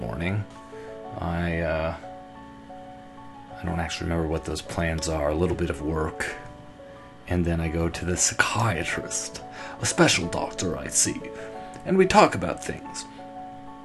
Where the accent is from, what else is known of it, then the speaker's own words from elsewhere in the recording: Toronto, Ontario, Canada; moved away as an adult; also born or lived in Los Angeles; So I'm almost at the 1 year mark of living here back in Toronto, my hometown.